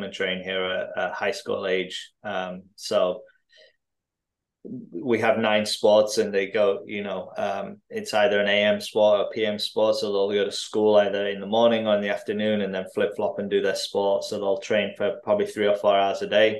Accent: Driffield, Yorkshire and the Humber, United Kingdom; moved away; also born or lived in Tanzania; I grew up between kind of Hull and York, out in a small town in East Yorkshire called Driffield

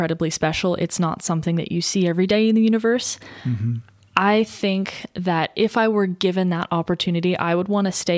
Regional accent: Thousand Oaks, California, United States; I was born in Thousand Oaks

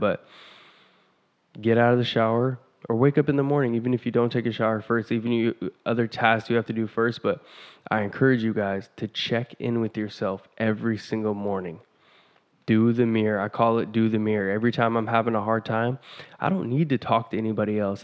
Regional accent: Vancouver, Washington, United States; I'm from Vancouver, Washington

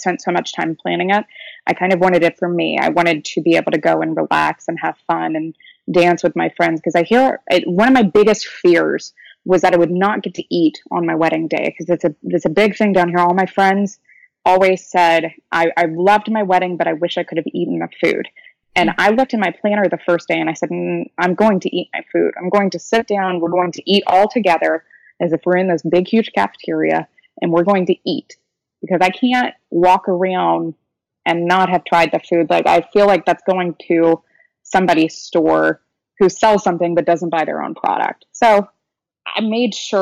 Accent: Louisiana, United States; I'm from Louisiana

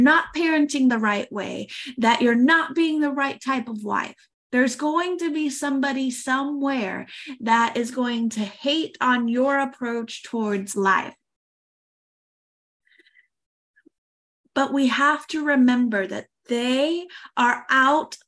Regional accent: United States; moved away as an adult; now in France; I am an American

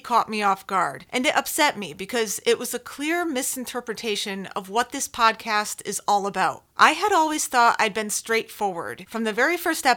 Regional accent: Connecticut, United States; I'm from Connecticut

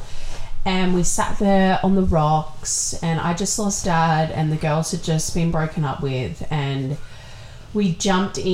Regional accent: Wollongong, New South Wales, Australia; We're from Wollongong

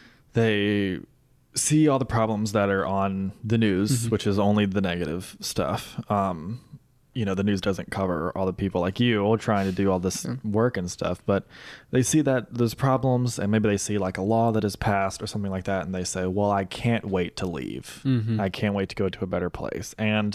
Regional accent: Mississippi, United States; moved away as an adult; I'm studying in a place other than my home state, but I do want to come back and film stuff in Mississippi

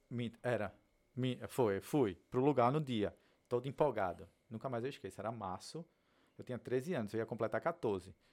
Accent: Northeast Region, Brazil; moved away; saí do Nordeste, entendeu? Todas as dificuldades que eu já tive na vida no passado

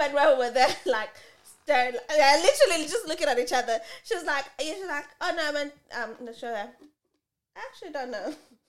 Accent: Kenya; now in Adelaide, Australia; Oh, I'm from Kenya.

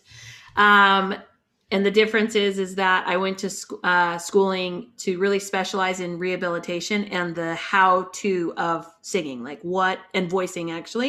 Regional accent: Salt Lake City, Utah, United States; I'm from Salt Lake City

